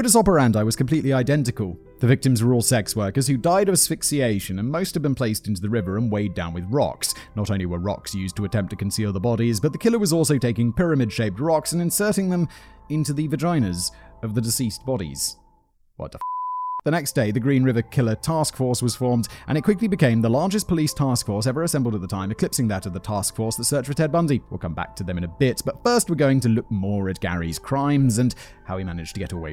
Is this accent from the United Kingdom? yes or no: yes; Kent, South East England, United Kingdom; I'm from Kent. There's a county called Kent in the UK. It's where I'm from.